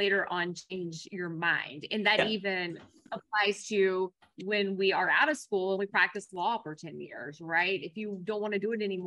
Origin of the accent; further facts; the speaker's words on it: Kentucky, United States; accent: Kentucky twang; also born or lived in Colorado / Louisville, Kentucky / California; after living here and really growing up here, of course, I have incurred an accent